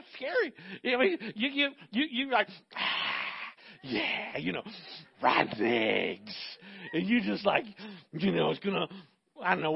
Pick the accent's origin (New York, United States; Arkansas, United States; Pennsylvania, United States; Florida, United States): Florida, United States; Central; I grew up in Central Florida